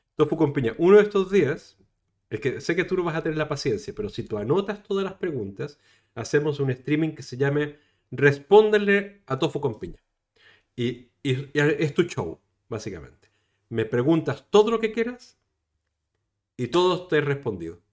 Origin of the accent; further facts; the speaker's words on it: Chile; now in Spain; yo soy chileno, saben que soy chileno